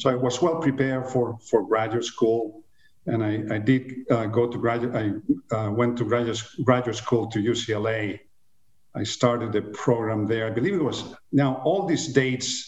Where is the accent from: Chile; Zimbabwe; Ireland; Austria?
Chile; moved away as an adult; also born or lived in Venezuela / Los Angeles, United States; now in United States; I was born in Chile in the mid-50s, quite a while ago. I was raised and went to high school in Chile and left.